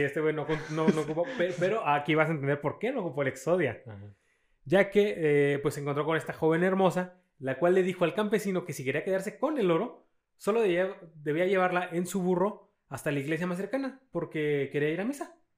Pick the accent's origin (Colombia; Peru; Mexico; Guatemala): Mexico; somos clase media mexicanos